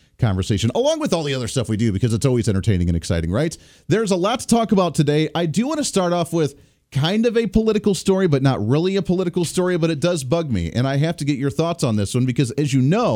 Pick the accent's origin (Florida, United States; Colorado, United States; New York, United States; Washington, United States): Colorado, United States; Growing up in Colorado, I was more of a Coors guy